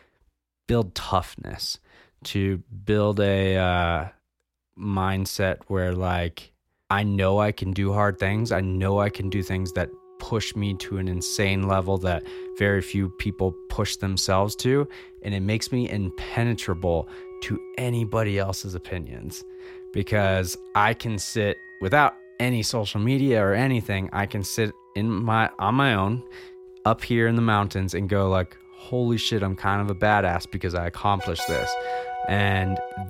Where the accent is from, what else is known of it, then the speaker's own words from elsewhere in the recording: Jackson, Wyoming, United States; I was born in Jackson, Wyoming